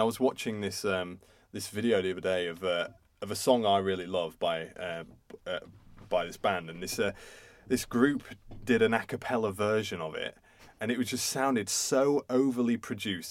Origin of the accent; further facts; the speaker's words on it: Isle of Man; being English, British, Isle of Manish.